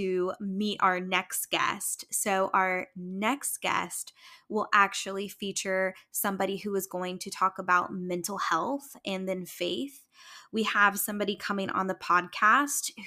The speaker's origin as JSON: {"language": "English", "region": "Indiana", "country": "United States", "moved": "yes", "lives_now": "Ohio, United States", "said": "I'm from Indiana"}